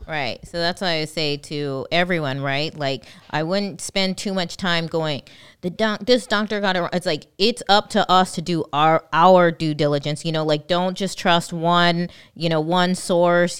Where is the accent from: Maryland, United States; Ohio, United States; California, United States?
California, United States; moved away; also born or lived in Houston; I'm from California